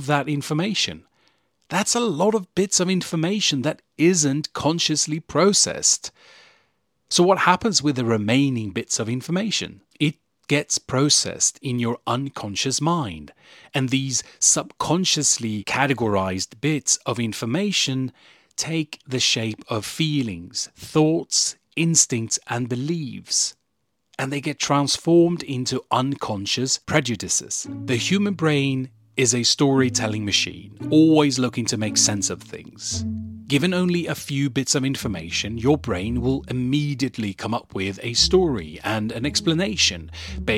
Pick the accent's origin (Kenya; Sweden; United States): Sweden; I was born and raised in Sweden